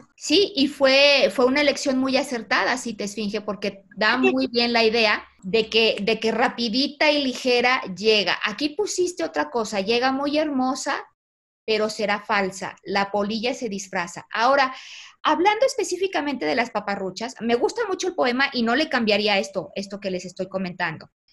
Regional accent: Mexico; somos los mexicanos

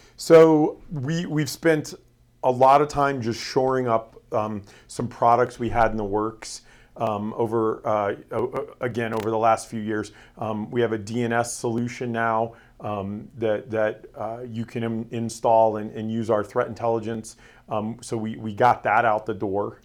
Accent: Florida, United States; moved away; I was born and raised in Florida

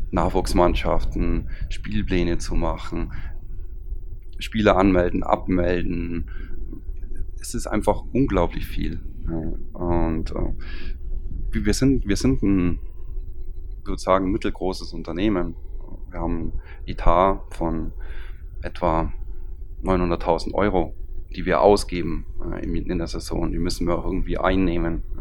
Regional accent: Füssen, Bavaria, Germany; wenn ich sage, ich bin aus Füssen, wird es sofort muss ich noch nichts zu meiner Person sagen

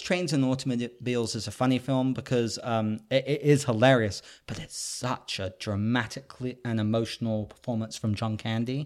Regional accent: United Kingdom; I'm a Brit

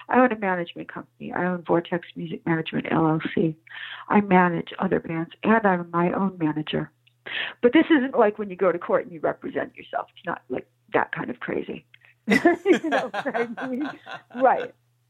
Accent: Providence, Rhode Island, United States; born there; also born or lived in New York City / Alexandria, Virginia; Yes, I was born in Providence, Rhode Island, but my My mother had been married multiple times.

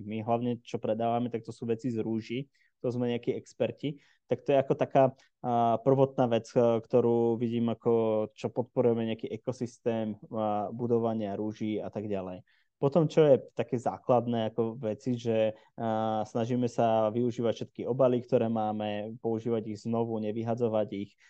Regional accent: Žilina, Žilina Region, Slovakia; v Žiline, odkiaľ pochádzam

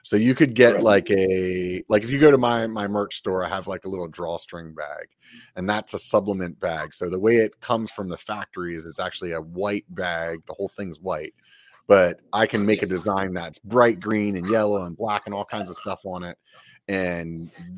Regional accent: Pennsylvania, United States; now in Northern California, United States; I'm from Pennsylvania

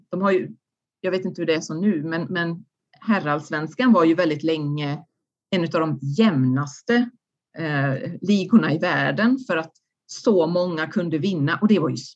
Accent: Sweden; man har ju ändå växt upp i det här systemet. Som svensk idrottare så har man ju fått väldigt mycket av idrotten

